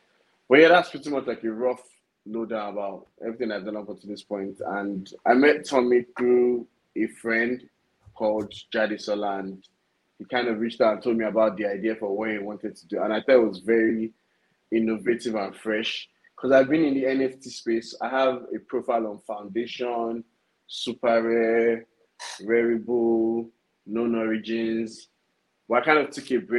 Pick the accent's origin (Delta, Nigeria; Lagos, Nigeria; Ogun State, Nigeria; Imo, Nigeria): Lagos, Nigeria; I'm from Lagos, Nigeria. I schooled in Nigeria all my life.